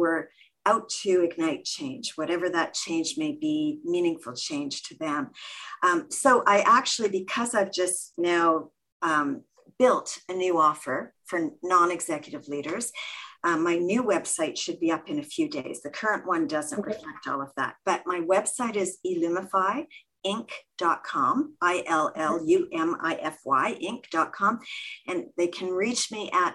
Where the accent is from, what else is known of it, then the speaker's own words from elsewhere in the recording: Canada; also born or lived in Toronto, Canada; I'm Canadian. We're based in Toronto, Canada